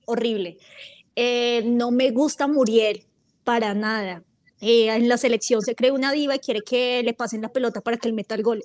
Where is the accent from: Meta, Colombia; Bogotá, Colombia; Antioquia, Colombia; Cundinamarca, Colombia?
Bogotá, Colombia; accent: rola; yo soy Rola